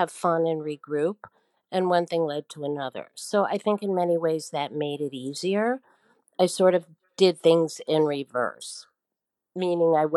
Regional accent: Milwaukee, Wisconsin, United States; moved away as an adult; also born or lived in Chicago / New York; now in Saint-Rémy-de-Provence, France; I'm American, originally from Milwaukee, Wisconsin.

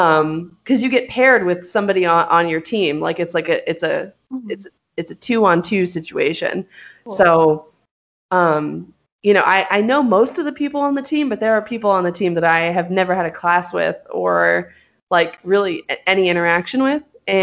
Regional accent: Hollywood, California, United States; Like, I knew this. I'm from Hollywood. Like, I'm from there.

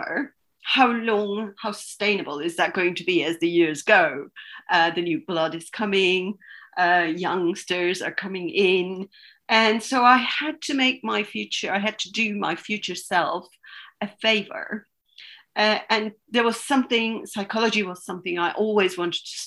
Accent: Istanbul, Turkey; also born or lived in Denmark; now in London, United Kingdom; I was born and raised in Istanbul

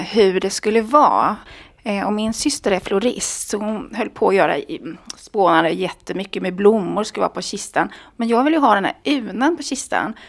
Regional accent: Småland, Sweden; now in Stockholm, Sweden; jag kommer då från Småland

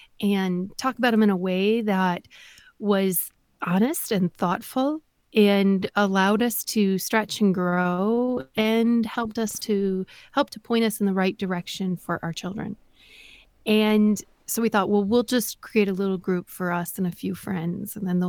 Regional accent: Wisconsin, United States; Well, I am not in politics. I am a mom from Northeast Wisconsin, and I'm a wife, I'm a mom, and a homeschooling mom

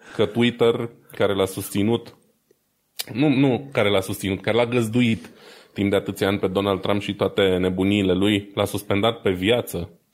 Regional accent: Romania; noi suntem români

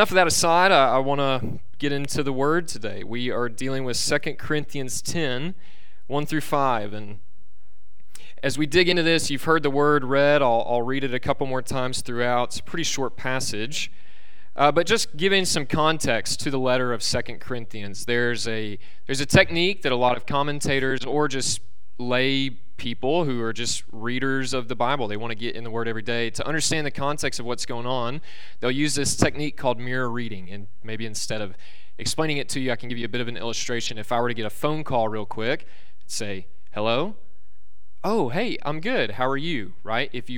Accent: Alabama, United States; born and raised in Alabama

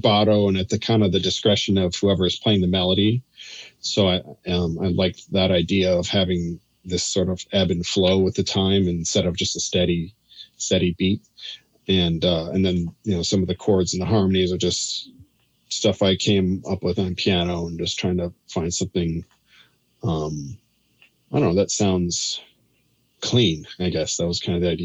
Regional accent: Chicago, Illinois, United States; moved away as an adult; also born or lived in Indiana; now in New York, United States; I'm originally from Chicago. I grew outside up in the suburbs of Chicago

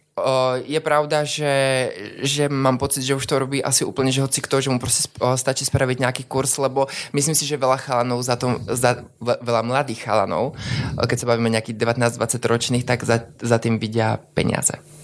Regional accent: South Moravian Region, Czechia; moved away as an adult; now in Trnava, Slovakia; ja pochádzam z Moravy, z takej malej dedinky, ktorá sa volá Šepkovice

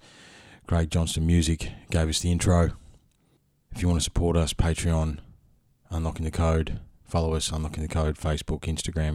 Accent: Ballarat, Victoria, Australia; I'm from Ballarat. I grew up a stone's throw from where that happened

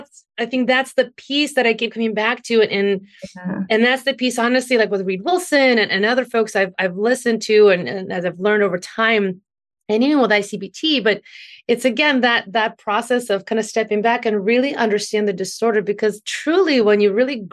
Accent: Ukraine; now in United States; growing up in Ukraine, and then we came here

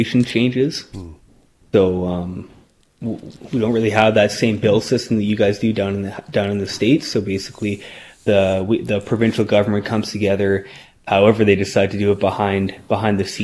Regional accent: Norman Wells, Northwest Territories, Canada; also born or lived in Peace Country, British Columbia; now in British Columbia, Canada; I grew up in Norman Wells, Northwest Territories, kind of in the middle of nowhere

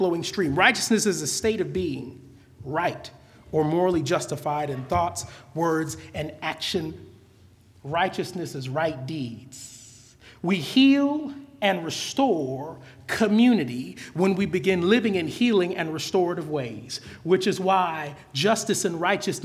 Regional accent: California, United States; I'm from California

